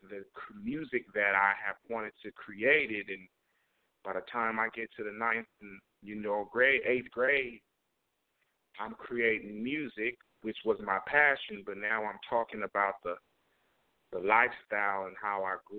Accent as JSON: {"language": "English", "town": "Oakland", "region": "California", "country": "United States", "tie": "born or raised there", "also_born_or_lived": "Vallejo, California", "moved": "yes", "said": "growing up, I'm from Oakland, California"}